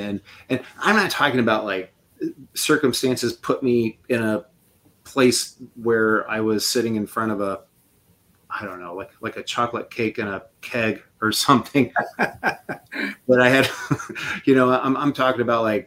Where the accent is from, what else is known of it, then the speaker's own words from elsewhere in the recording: Quincy, Illinois, United States; I'm from Quincy, Illinois, a little town